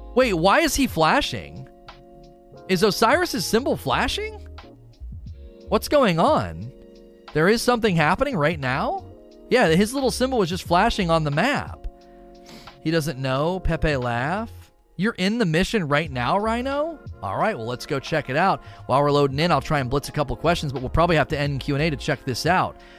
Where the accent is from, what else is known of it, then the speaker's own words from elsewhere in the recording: Canton, Ohio, United States; now in Kentucky, United States; I was born and raised in Canton, Ohio